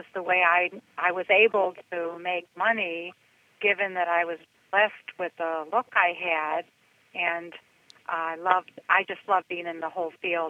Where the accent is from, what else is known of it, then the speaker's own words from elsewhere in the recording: Cleveland, Ohio, United States; moved away as an adult; also born or lived in Michigan / Detroit; now in Nashville, United States; I am a Cleveland girl. I've been born and raised in Cleveland, Ohio, by my mom and my dad and my seven brothers and sisters.